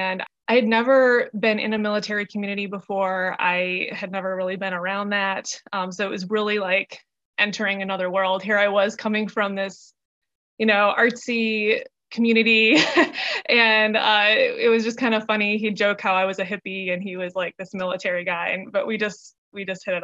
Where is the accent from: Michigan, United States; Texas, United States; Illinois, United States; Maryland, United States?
Michigan, United States; moved away as an adult; also born or lived in Asheville, North Carolina / Charlotte, North Carolina; now in North Carolina, United States; I was born and raised in Michigan